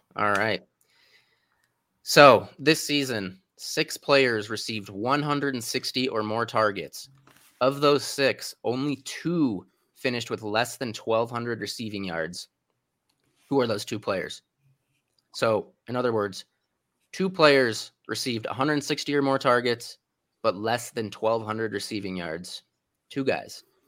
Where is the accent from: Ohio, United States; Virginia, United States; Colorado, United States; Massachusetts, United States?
Colorado, United States; Denver; my hometown team, the Broncos